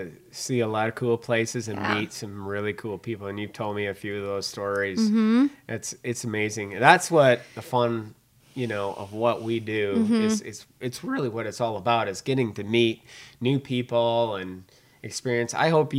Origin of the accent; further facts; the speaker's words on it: Minnesota, United States; accent: Minnesota; people buy my Minnesota accent like, yeah, I'm not from Alabama either.